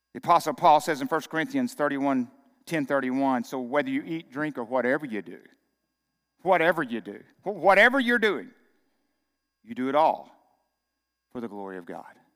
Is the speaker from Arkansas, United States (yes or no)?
yes; Arkansas, United States; moved away as an adult; growing up in Arkansas